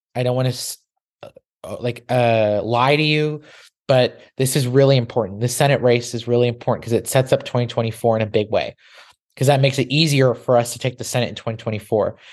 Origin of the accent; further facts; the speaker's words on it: Texas, United States; my home state of Texas